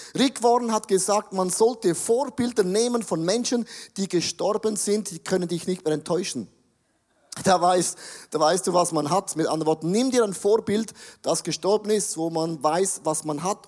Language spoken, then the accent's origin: German; Buchs, St. Gallen, Switzerland; Ich komme aus Bux, aus dem Rheintal, ich kenne die drei Berge und die sieben Zwergen